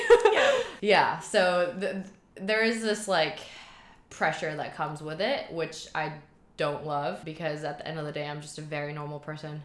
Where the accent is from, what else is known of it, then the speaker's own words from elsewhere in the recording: Shanghai, China; moved away as an adult; also born or lived in Boston, United States; now in Hong Kong; I grew up in Shanghai. Mom is from Shanghai, dad is from Germany speak a mix of Chinglish German at home